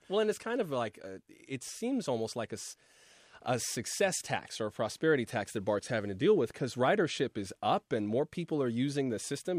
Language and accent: English; South Florida, United States; I'm from South Florida